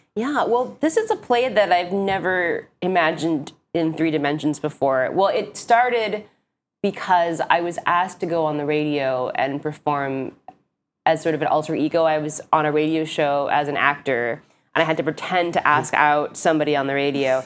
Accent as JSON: {"language": "English", "region": "Hawaii", "country": "United States", "moved": "yes", "lives_now": "New York, United States", "said": "I'm from Hawaii, but live in New York"}